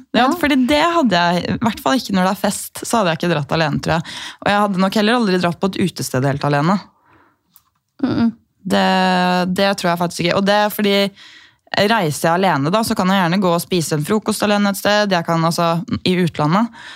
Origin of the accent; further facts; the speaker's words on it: Gol, Buskerud, Norway; moved away; also born or lived in Bergen / New York; vi har jo brønn hjemme på Gol